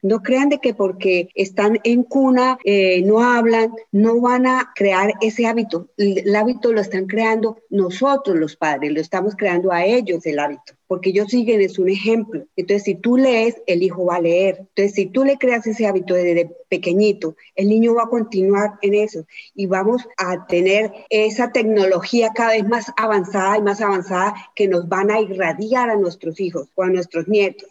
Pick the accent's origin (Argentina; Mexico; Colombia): Colombia; Soy colombiana